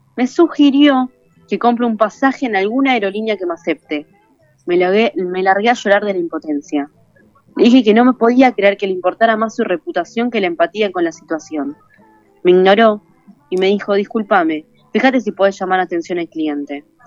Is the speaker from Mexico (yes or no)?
no; Morón, Buenos Aires Province, Argentina; yo soy de Morón, el gallito de Morón, el grande.